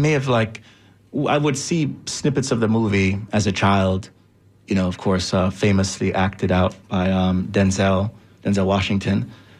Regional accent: Jamaica; was of course as a Jamaican, knew, was familiar with the Rastafarian movement.

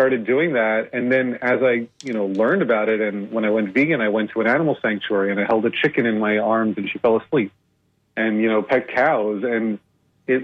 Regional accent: New Jersey, United States; I grew up in the East Coast of New Jersey, in the U.S., mostly New Jersey.

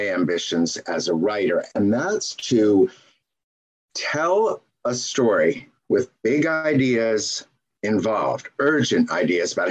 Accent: Seattle, Washington, United States; where we grew up in Seattle

